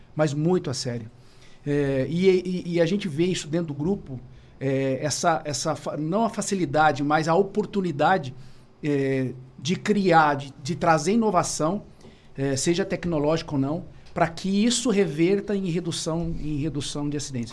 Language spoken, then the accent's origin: Portuguese; Maringá, Paraná, Brazil; also born or lived in Cascavel; sou natural de Maringá